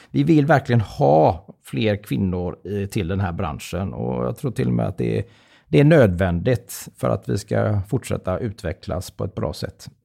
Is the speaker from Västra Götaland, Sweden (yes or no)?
yes; Gothenburg, Västra Götaland, Sweden; självklart är jag göteborgare. Och är man född och uppvuxen i Göteborg så har man ju alla förutsättningar till att bli en riktigt eh, god eh, tomtegubbe.